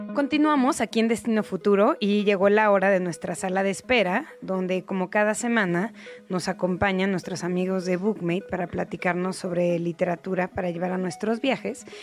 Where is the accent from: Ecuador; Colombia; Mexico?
Mexico; soy la periodista mexicana que ama Japón